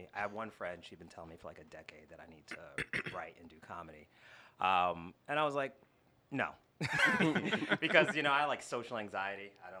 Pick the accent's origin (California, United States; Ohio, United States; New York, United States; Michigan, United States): New York, United States; born there; also born or lived in New Jersey; now in Houston, United States; I've lived in Houston about 8 years. I moved from New Jersey. I was born up there in New York.